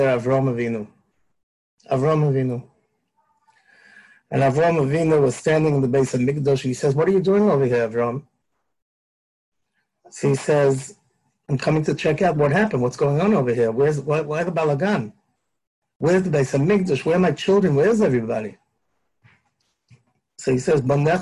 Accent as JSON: {"language": "English", "country": "United States", "tie": "born or raised there", "said": "I grew up in the United States"}